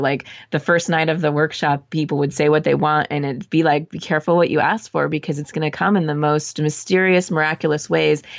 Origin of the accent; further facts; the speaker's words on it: Southern California, United States; moved away as an adult; also born or lived in Arizona / San Francisco; I'm from Southern California, so I lived in Arizona for school.